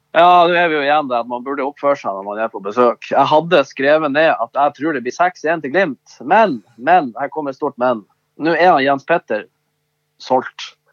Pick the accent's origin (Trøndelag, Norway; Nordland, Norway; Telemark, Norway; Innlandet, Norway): Nordland, Norway; Bodø; født og oppvokst i Bodø